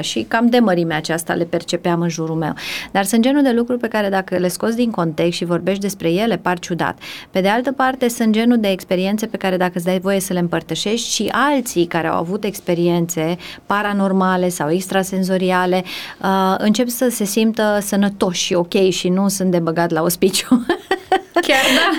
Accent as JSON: {"language": "Romanian", "town": "Timișoara", "region": "Timiș County", "country": "Romania", "tie": "born or raised there", "moved": "as an adult", "lives_now": "Bucharest, Romania", "said": "sunt timișoreancă, născută, crescută"}